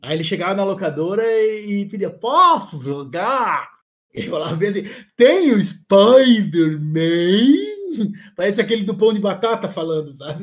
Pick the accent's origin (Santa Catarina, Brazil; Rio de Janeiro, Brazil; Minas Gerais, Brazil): Santa Catarina, Brazil; Blumenau; eu sou aqui de Blumenau, né, Santa Catarina